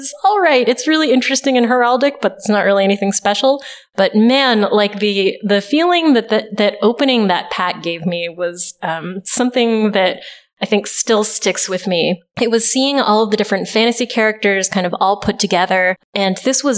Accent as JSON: {"language": "English", "region": "Southern California", "country": "United States", "tie": "born or raised there", "said": "I grew up in Southern California"}